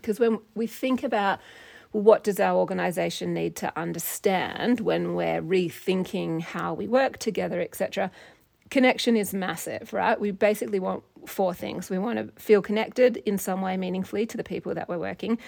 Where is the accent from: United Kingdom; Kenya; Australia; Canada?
Australia; Perth, Western Australia; moved away as an adult; also born or lived in United States; now in Montana, United States; I grew up in Australia and in Perth, Western Australia